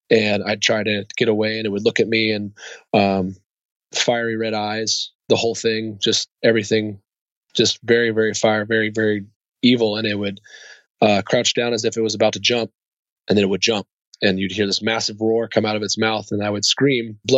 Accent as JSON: {"language": "English", "country": "Germany", "tie": "born there", "said": "Yeah, so I, I was born in Germany."}